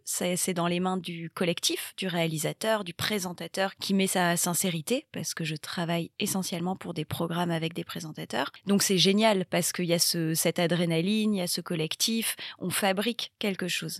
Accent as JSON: {"language": "French", "town": "Bayonne", "region": "Nouvelle-Aquitaine", "country": "France", "tie": "born or raised there", "moved": "as an adult", "lives_now": "Paris, France", "said": "J'ai grandi au Pays Basque, j'ai grandi à Bayonne et je vis à Paris depuis euh, plus de dix ans"}